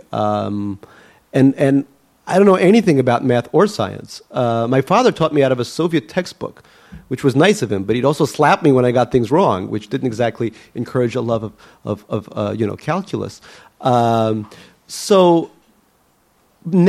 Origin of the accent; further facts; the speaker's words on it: New York City, New York, United States; English is a second language; also born or lived in Leningrad, Russia; When I grew up in Eastern Queens